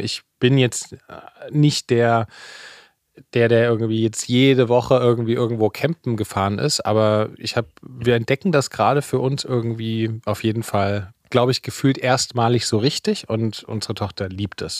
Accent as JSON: {"language": "German", "region": "Saxony", "country": "Germany", "tie": "born or raised there", "moved": "yes", "lives_now": "Berlin, Germany", "said": "ich bin ja in Sachsen zur Schule gegangen"}